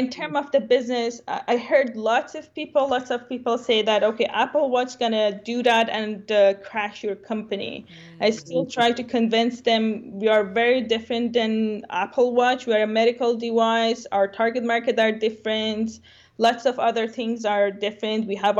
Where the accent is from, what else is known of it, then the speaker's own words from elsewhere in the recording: Dubai, United Arab Emirates; English is a second language; also born or lived in Iran; now in Canada; So I born in Iran, I grew up in Dubai.